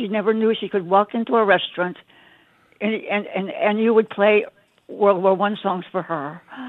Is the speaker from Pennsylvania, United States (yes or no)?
yes; Pittsburgh, Pennsylvania, United States; now in Iowa City, United States; my family growing up in Pittsburgh in the 1930s.